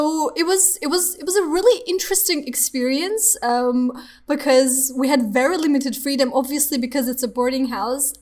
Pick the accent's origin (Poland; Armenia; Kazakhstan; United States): Armenia; I'm from Armenia